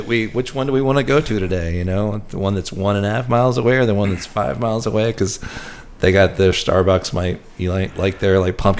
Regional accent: Charlotte, North Carolina, United States; now in New Orleans, United States; I grew up in Charlotte, North Carolina.

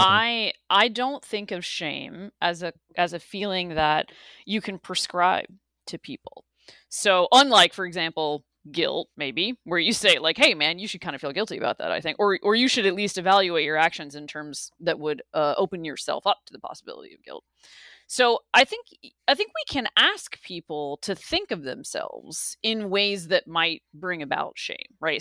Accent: the South, United States; I grew up in the South, and I grew up in a place where the Confederate flag was prominently displayed.

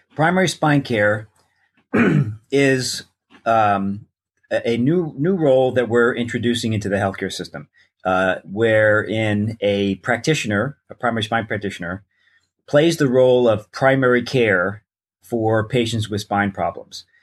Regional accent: New York, United States; moved away as an adult; also born or lived in Newport Beach, California; I grew up in New York

